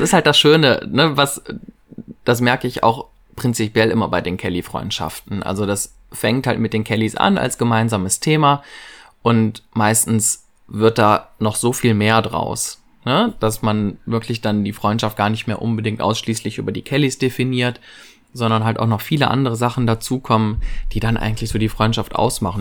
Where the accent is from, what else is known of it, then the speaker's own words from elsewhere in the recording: Viersen, North Rhine-Westphalia, Germany; Ich komme aus Viersen, das ist in der Nähe von Mönchengladbach in Nordrhein-Westfalen